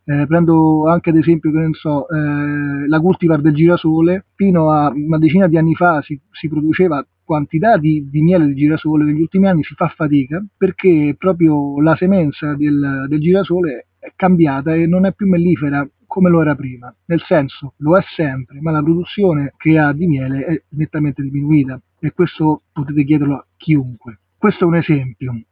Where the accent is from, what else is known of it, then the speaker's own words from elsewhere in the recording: Rome, Lazio, Italy; moved away as an adult; now in Liguria, Italy; sono nato a Roma, ma mm, all'età di 24 anni sono andato a vivere in una realtà di campagna